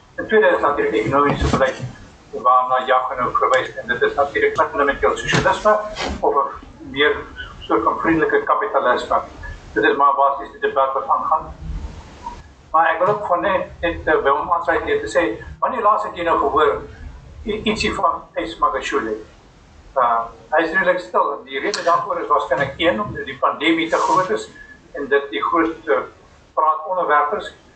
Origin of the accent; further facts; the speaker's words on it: South Africa; ons as Suid-Afrikaners